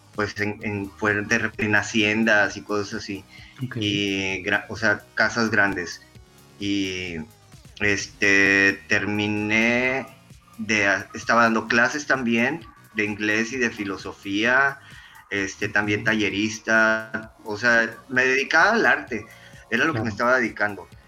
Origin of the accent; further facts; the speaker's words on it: Reynosa, Tamaulipas, Mexico; now in Monterrey, Mexico; Yo soy de Reynosa, Tamaulipas. Me vine a vivir aquí a Monterrey, ya tengo más de 20 años viviendo aquí en Monterrey.